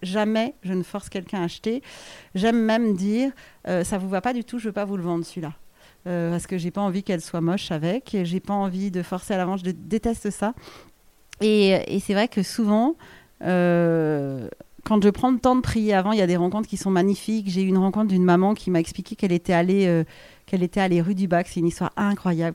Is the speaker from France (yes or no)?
yes; France; on est des Français